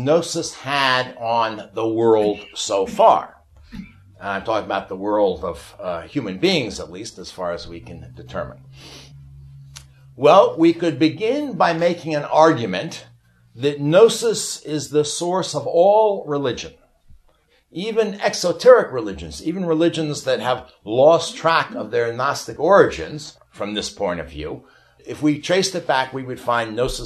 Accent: New York, United States; I'm from New York

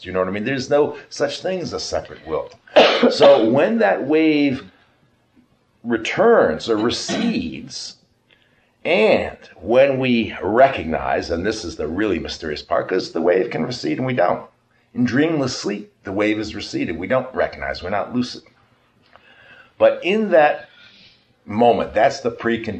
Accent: New York, United States; we are both from New York

